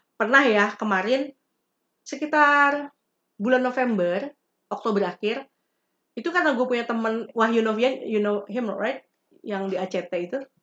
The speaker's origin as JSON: {"language": "Indonesian", "region": "West Java", "country": "Indonesia", "said": "Gue orang Sunda ada di Sunda"}